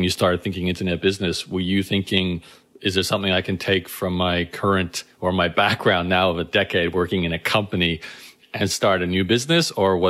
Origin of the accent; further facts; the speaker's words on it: Brisbane, Queensland, Australia; accent: Canadian; For those who don't know, I was born and raised in Brisbane too, although Danielle has the proper accent for Brisbane. I don't.